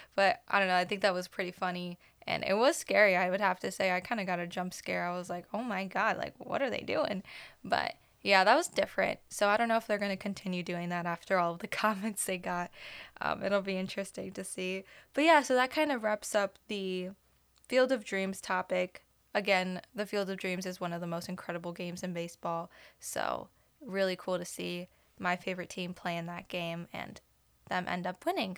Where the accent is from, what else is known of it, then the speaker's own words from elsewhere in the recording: Chicago, Illinois, United States; I'm from Chicago. I'm from the north side.